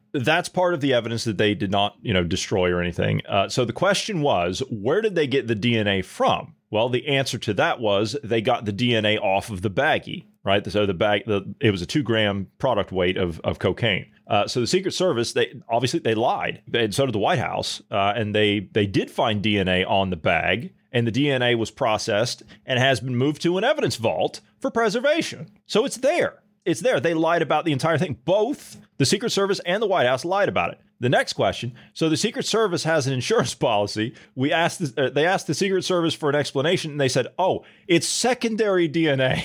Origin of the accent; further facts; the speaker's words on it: United States; As an American citizen